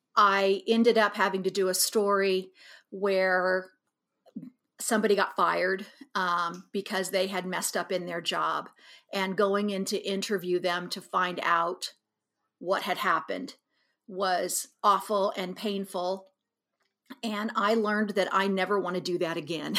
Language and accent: English; Abilene, Kansas, United States; moved away as an adult; now in Kansas City, United States; I was born here in Kansas City, and we lived here, until nineteen sixty-eight and left here trying to get away from the race riots in Kansas City and moved out to Abilene